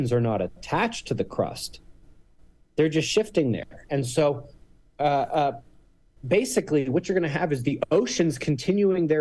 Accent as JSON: {"language": "English", "town": "Pittsburgh", "region": "Pennsylvania", "country": "United States", "moved": "yes", "lives_now": "Colorado, United States", "said": "I'm from Pittsburgh."}